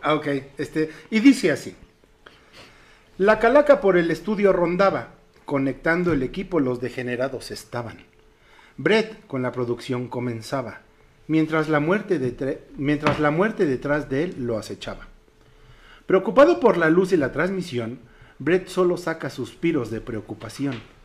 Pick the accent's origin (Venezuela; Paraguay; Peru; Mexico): Mexico; Como mexicanos, obviamente nuestras tradiciones son invaluables